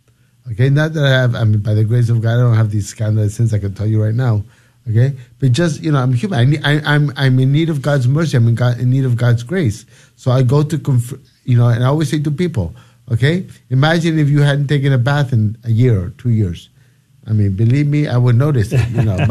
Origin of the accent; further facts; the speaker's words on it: Lima, Peru; also born or lived in United States; I'm from Peru, from Lima, Peru. I'm, even though I lived many years in the United States because of my father's job